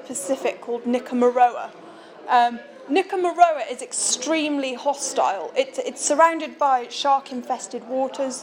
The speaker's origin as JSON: {"language": "English", "town": "Shrewsbury", "region": "West Midlands", "country": "United Kingdom", "tie": "born or raised there", "said": "this is my hometown"}